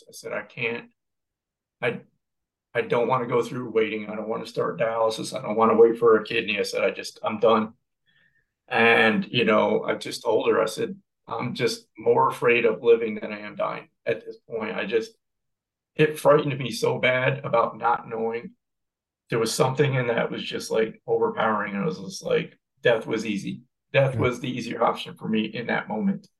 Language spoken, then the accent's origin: English; New York, United States; moved away; We're from New York originally